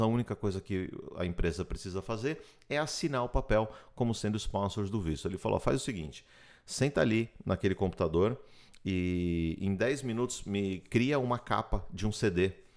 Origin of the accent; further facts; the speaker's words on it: Brazil; moved away as an adult; also born or lived in São Paulo / Miami Beach; now in United States; Nós somos brasileiros que vieram aqui para os Estados Unidos atrás de um sonho